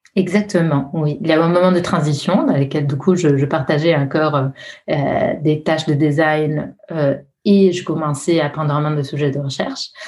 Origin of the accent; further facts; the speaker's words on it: Italy; accent: Italian; French is a second language; moved away; je suis italienne. ça pourrait être euh, euh, déjà mon, nom et mon accent euh, devraient vous aider à le déduire